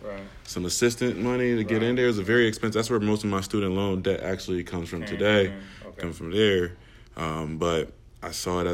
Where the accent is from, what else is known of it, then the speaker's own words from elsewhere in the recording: Connecticut, United States; moved away as an adult; I'm from Connecticut.